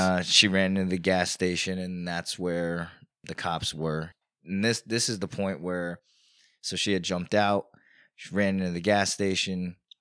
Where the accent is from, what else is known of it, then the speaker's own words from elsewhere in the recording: Newburgh, New York, United States; now in Poughkeepsie, United States; I grew up in Newburgh